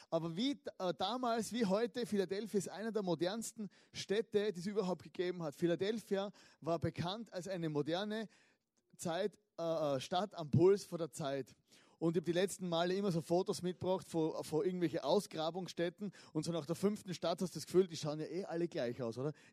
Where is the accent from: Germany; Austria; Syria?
Austria; Styria; Oder ich komme aus der Südsteiermark, ist auch ein berühmtes Weinanbaugebiet.